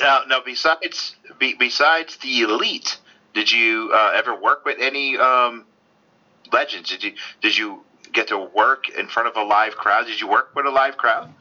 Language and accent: English; Norwalk, Connecticut, United States; growing up in Connecticut, Norwalk, Connecticut, close to New York